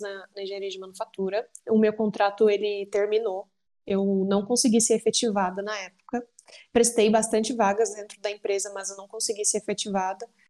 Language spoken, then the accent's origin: Portuguese; Uberlândia, Minas Gerais, Brazil; eu sou natural de Uberlândia, Minas Gerais